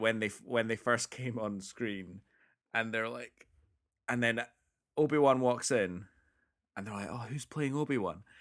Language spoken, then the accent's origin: English; Scotland, United Kingdom; we grew up in Scotland, one of the whitest places on the planet.